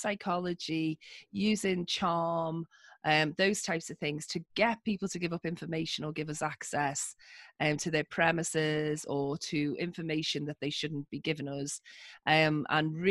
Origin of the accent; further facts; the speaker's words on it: Liverpool, North West England, United Kingdom; accent: northern; I grew up in a part of the UK called Liverpool, okay. Which is why you can hear my rich northern